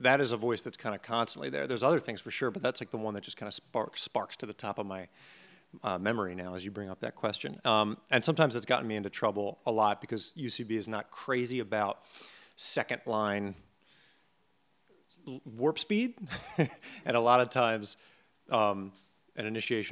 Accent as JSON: {"language": "English", "town": "Upper Darby", "region": "Pennsylvania", "country": "United States", "said": "I'm from the suburbs outside of Philadelphia originally, Upper Darby, Pennsylvania"}